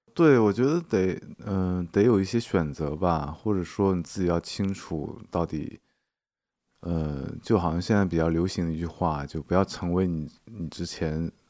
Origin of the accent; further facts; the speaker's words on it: Inner Mongolia, China; moved away as an adult; now in Hangzhou, China; 因为我在杭州住了十八年，呃，但我是内蒙古人嗯，然后从去年开始，我在杭州的时间已经超过了内蒙古时间，内蒙古十七年，杭州十八嗯哼年